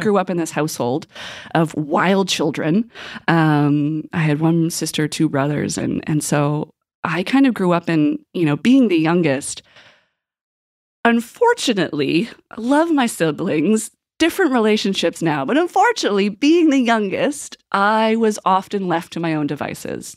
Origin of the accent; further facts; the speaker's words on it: Westville, Nova Scotia, Canada; I grew up in Pictou County. I'm originally from Westville